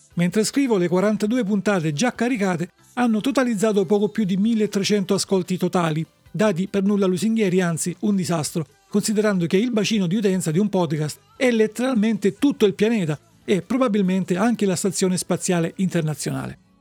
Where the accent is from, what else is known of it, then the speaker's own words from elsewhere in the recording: Salento, Apulia, Italy; Dalle mie parti, nel Salento, i giovani dicono, o forse dicevano, roba di coma